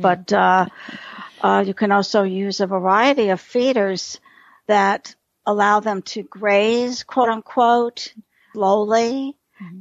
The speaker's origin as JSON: {"language": "English", "town": "New York City", "region": "New York", "country": "United States", "tie": "born or raised there", "moved": "yes", "lives_now": "Texas, United States", "said": "I'm a city girl. I grew up in New York City"}